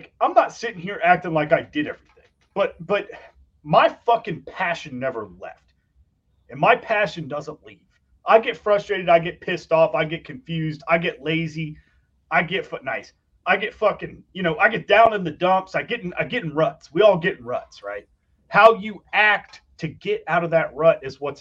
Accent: Ohio, United States; I was born in Ohio and we've lived here ever since

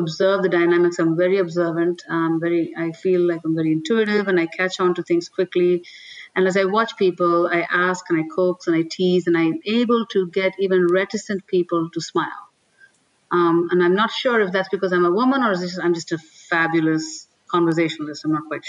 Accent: India; moved away; I'm an Indian, right? I come from India.

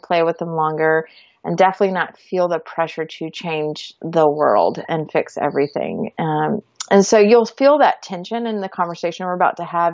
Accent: Georgia, United States; moved away as an adult; also born or lived in Florida; now in Texas, United States; We grew up in Georgia.

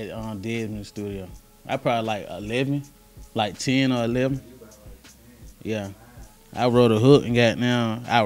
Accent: East Point, Georgia, United States; also born or lived in College Park, Georgia / Hapeville, Georgia; growing up, I was born in South Fulton, you know, South Fulton, that's East Point Hospital. So I'm all the way from East Point

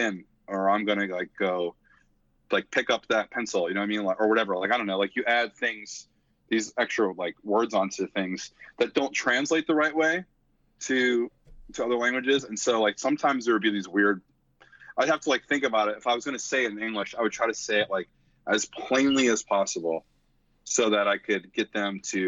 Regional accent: Philadelphia, Pennsylvania, United States; accent: Philly; my Philly accent

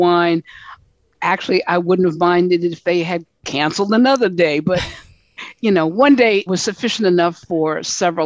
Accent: United States; we're all from the United States

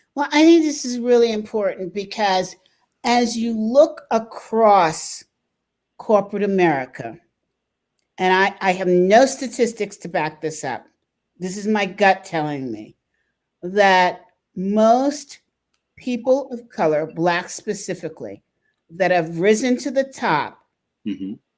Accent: United States; as Americans

